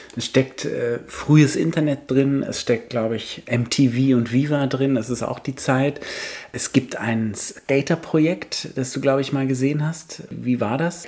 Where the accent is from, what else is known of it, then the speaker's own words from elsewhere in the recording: Paris, Île-de-France, France; ich bin genau in dem Alter in Paris groß geworden